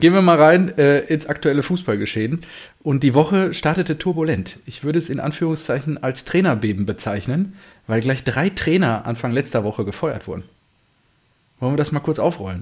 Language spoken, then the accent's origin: German; home region of Kanne Brottrunk, North Rhine-Westphalia, Germany; hier aus meiner Heimat